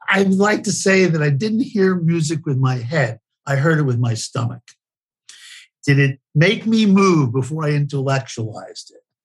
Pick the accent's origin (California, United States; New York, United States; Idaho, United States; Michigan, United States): New York, United States; New York City; I was born and raised in the Bronx, New York